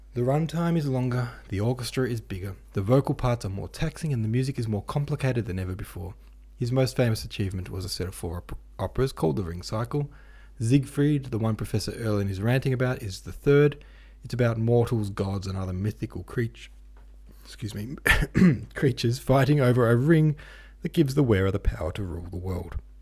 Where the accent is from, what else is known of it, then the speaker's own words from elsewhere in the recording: Lilydale, Victoria, Australia; actually from my hometown of Lilydale